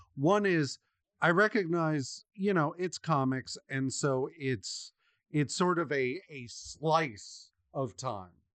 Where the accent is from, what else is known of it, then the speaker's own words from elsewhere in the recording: United States; as an American